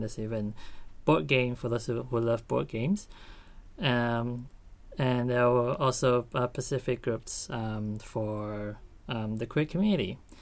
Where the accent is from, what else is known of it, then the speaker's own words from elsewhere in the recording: Malaysia; moved away as an adult; now in Australia; I'm from Malaysia and I'm currently studying my Master's